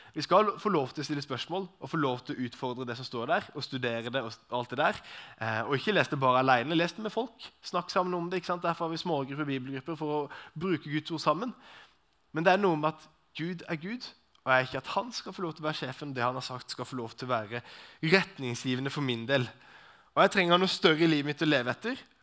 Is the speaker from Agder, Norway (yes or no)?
yes; Arendal, Agder, Norway; Personlig kommer jeg fra Arendal, så det er jo litt sånn uh, Arendal-gubben